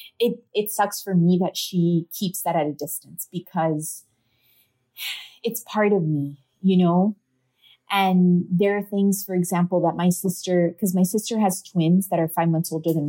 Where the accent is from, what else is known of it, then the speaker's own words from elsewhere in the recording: Miami, Florida, United States; My family's Cuban, so I was born in Miami, but my parents are Cuban